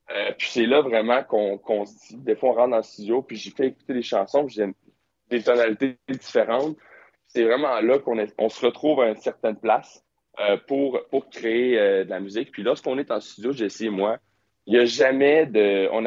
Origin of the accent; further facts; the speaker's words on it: Quebec, Canada; On est québécois. Mm-hmm. pour, notre langue est extrêmement importante pour nous.